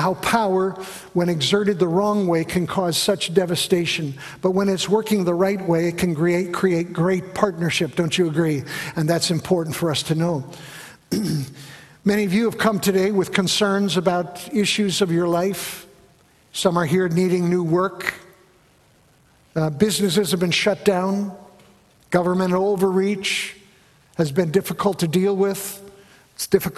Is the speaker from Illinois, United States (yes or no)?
yes; Chicago, Illinois, United States; Growing up in the Chicago area, I went to a high school, Niles West High School